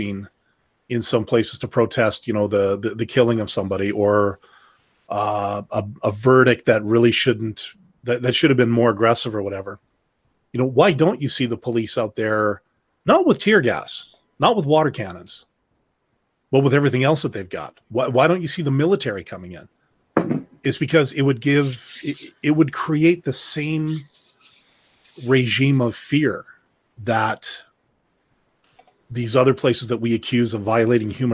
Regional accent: Canada; speaking as a Canadian

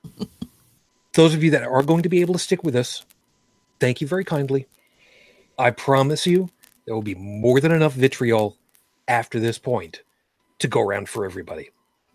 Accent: United States; I am an American citizen

